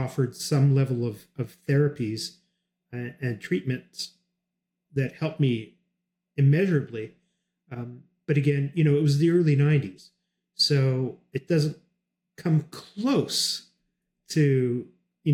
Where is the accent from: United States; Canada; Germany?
Canada; I'm Canadian